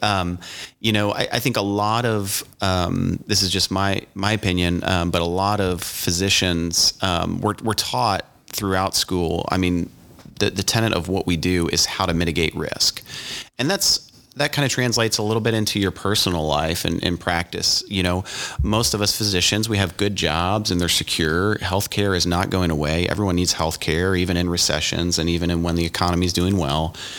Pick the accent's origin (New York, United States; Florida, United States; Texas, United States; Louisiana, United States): Louisiana, United States; moved away as an adult; also born or lived in East Coast; now in Indiana, United States; born on the East Coast, grew up in Louisiana, um, college down south, and, um, moved up here for med school and residency